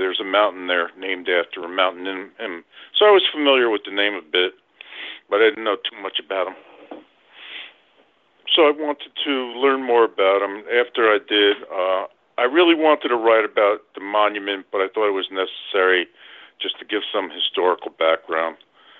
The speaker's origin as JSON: {"language": "English", "area": "lower Hudson Valley", "region": "New York", "country": "United States", "tie": "born or raised there", "also_born_or_lived": "Bronx, New York / Lake Carmel, New York / Westchester County, New York", "said": "I've been doing a lot of research lately about the lower Hudson Valley because that's where I was, where I grew up. I was born in the Bronx. When I was five, my family moved to Lake Carmel, about 50 miles north of the Bronx."}